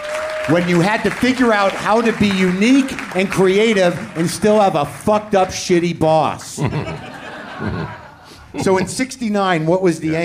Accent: New Mexico, United States; when I grew up in New Mexico, there was a KRST in Albuquerque.

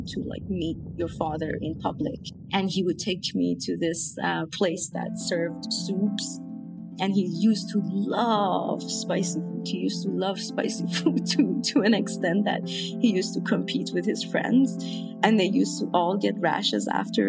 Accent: Iran; moved away as an adult; also born or lived in India; now in Toronto, Canada; I moved away from Iran. I left Iran when I was 23, alone to India.

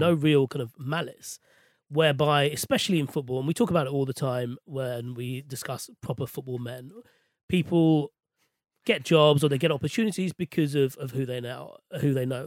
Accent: London, United Kingdom; I was born and raised in West London

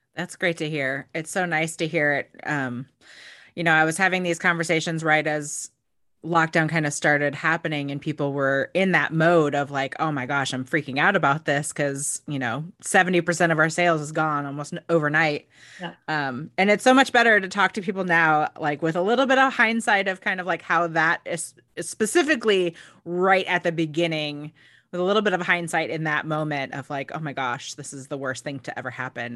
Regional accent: Oregon, United States; now in Seattle, United States; I'm not from here. I grew up in Oregon

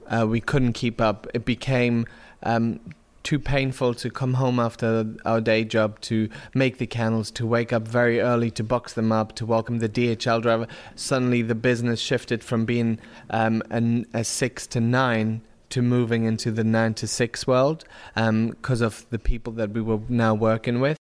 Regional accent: Germany; now in London, United Kingdom; I'm from Germany

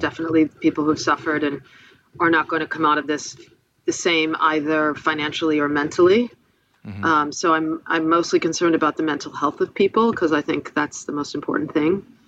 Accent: Buffalo, New York, United States; my hometown, Buffalo, New York

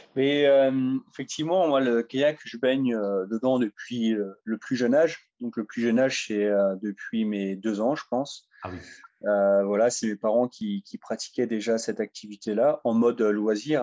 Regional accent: Sedan, Grand Est, France; j'ai grandi à Sedan

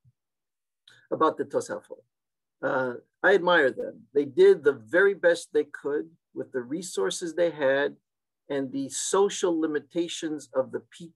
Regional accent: Seattle, Washington, United States; the Turkish synagogue I grew up in Seattle in the 1960s and early 70s

